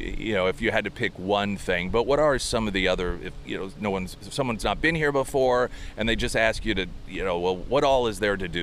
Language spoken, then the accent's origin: English; United States; we're from America